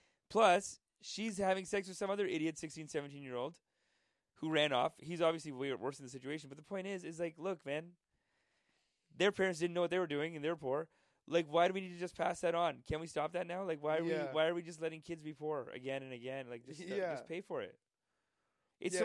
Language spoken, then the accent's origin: English; Canada; Canadians are not proud enough of where we're from